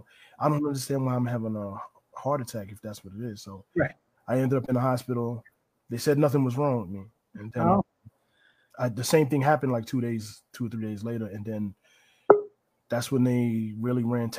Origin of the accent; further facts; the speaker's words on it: New Rochelle, New York, United States; I grew up in New Rochelle